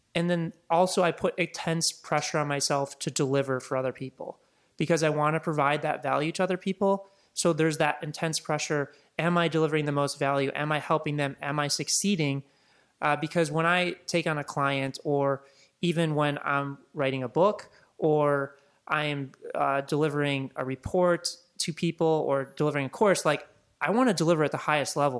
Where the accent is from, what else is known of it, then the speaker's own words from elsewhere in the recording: Chicago, Illinois, United States; moved away as an adult; also born or lived in Laguna; now in Los Angeles, United States; I grew up in Chicago, and grew up there until I was about twenty-two, twenty-three, and, and moved out to Los Angeles in two thousand five